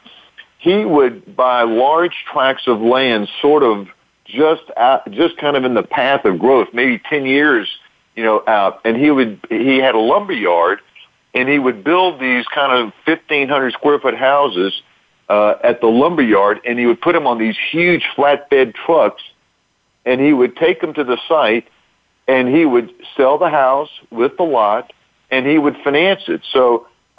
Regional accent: Lake Charles, Louisiana, United States; now in Orlando, United States; I'm from Louisiana. I grew up in a neat little city in Southwest Louisiana called Lake Charles, not too far from Texas

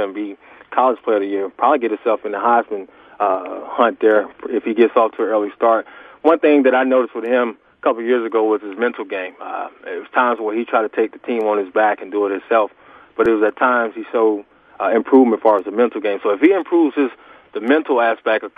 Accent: Norfolk, Virginia, United States; my hometown, Norfolk, Virginia

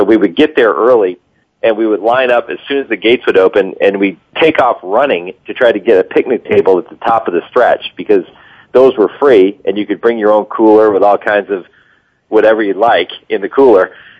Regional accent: Massachusetts, United States; moved away as an adult; now in Kentucky, United States; I grew up loving horse racing. That's why I moved from Massachusetts to Kentucky back in 97, just to get involved with the sport.

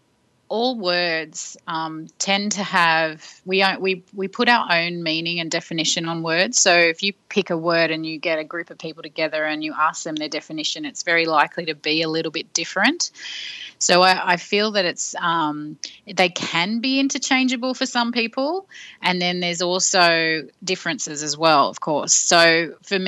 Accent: Sydney, New South Wales, Australia; moved away as an adult; also born or lived in London; I grew up in Sydney but moved to London and worked in a record company

